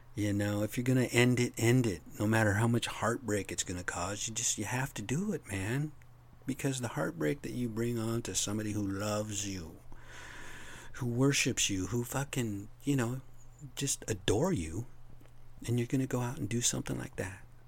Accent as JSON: {"language": "English", "country": "United States", "said": "As American citizens"}